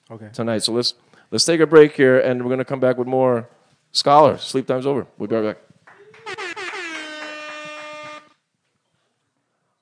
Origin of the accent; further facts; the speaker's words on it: Honolulu, Hawaii, United States; I'm from Kalani